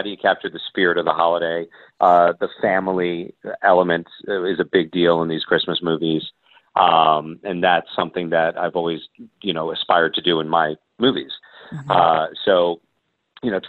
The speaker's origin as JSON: {"language": "English", "town": "Marlton", "region": "New Jersey", "country": "United States", "tie": "born or raised there", "also_born_or_lived": "Brooklyn, New York", "moved": "yes", "said": "I was born in Brooklyn and, grew up in South Jersey in a town called Marlton."}